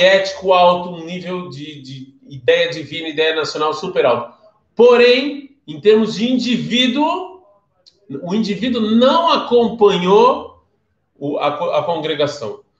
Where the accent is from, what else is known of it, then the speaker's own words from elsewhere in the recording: Brazil; Eu sou do Brasil